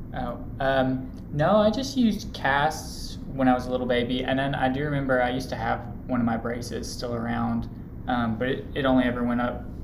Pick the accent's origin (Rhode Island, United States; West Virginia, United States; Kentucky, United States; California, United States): Kentucky, United States; Louisville; I'm from Louisville and I went here for undergrad